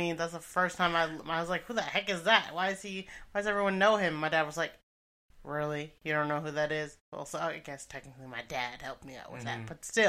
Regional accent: East Coast, United States; Family, so I grew up on the East Coast.

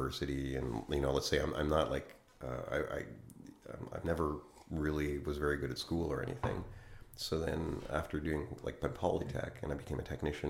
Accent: Montreal, Quebec, Canada; moved away as an adult; also born or lived in Munich, Germany / Europe; I started in Montreal. Like, I'm from Montreal. Yes. And then I started playing, like, in 93. And then 95, I moved to Europe and then continued.

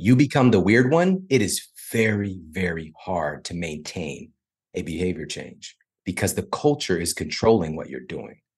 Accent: St. Louis, Missouri, United States; I'm from Saint Louis

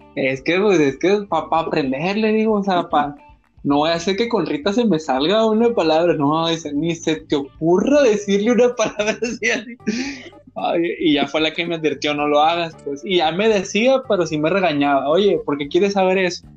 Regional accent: Sinaloa, Mexico; somos nosotros los sinaloenses

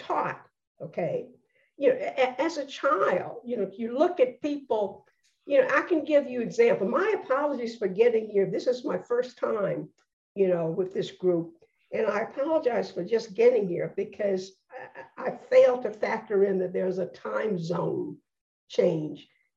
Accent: Birmingham, Alabama, United States; I am a person born and raised in Birmingham, Alabama

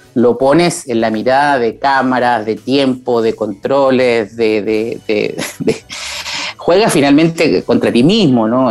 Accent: Chile; en Chile porque somos un país andino con vista al mar

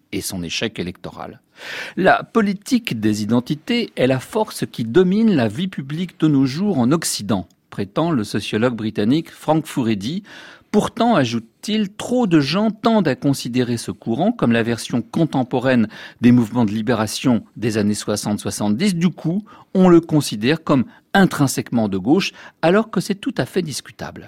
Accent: France; chez nous en France

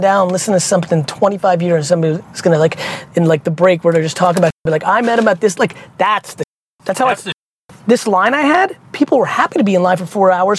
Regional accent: Edison, New Jersey, United States; I grew up in Edison.

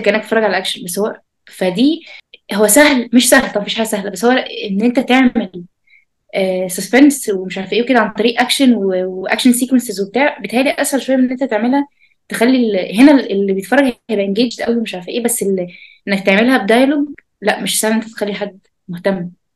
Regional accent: Egypt; عندنا في مصر

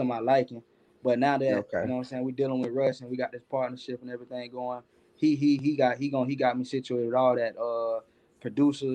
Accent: Florida, United States; I'm from Florida

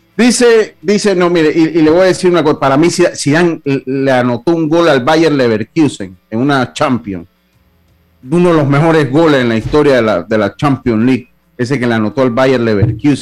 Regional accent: Los Santos, Panama; Yo sigo siendo santeño si yo soy allá. Yo soy cédula 7

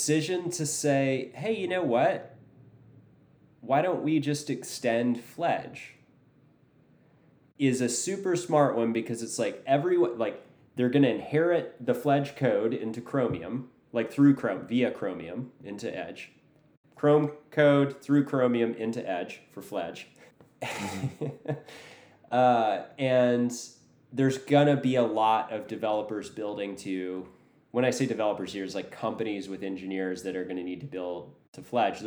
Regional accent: United States; as a American who doesn't know what they're doing in London

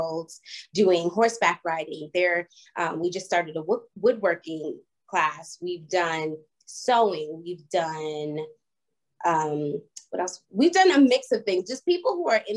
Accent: Boston, Massachusetts, United States; moved away; also born or lived in Los Angeles / Atlanta; I was born and raised in Boston

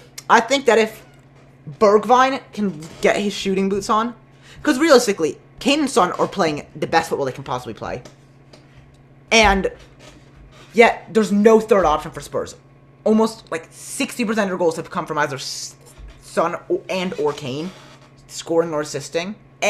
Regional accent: London, United Kingdom; It's my brother from North London. We're both North London boys. Have I mentioned I'm British, guys?

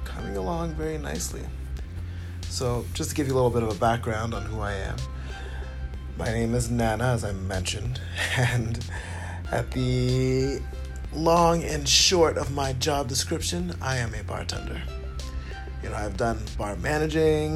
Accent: Ottawa, Ontario, Canada; moved away; I grew up in Canada, to be more precise. And the city I grew up in is Ottawa.

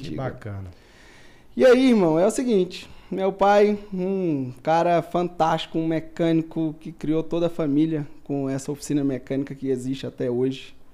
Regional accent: Taguatinga, Federal District, Brazil; Nascemos e criamos lá em Taguatinga, né

